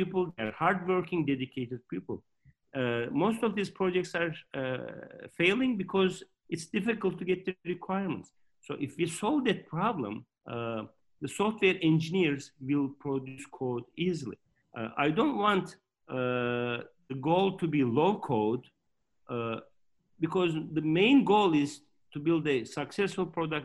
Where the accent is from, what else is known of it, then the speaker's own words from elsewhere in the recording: Turkey; moved away as an adult; also born or lived in Michigan, United States / Boston, United States; I was born in Turkey, and then after high school, I ranked number two in Turkey among all of thousands of students, and I got a scholarship